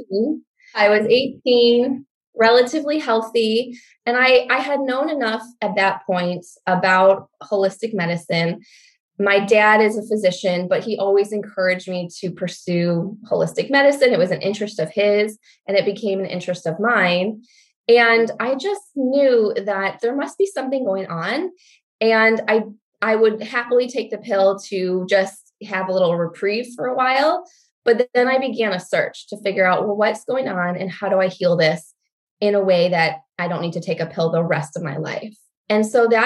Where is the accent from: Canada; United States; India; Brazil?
United States; Michigan; also born or lived in New Mexico; I grew up in Michigan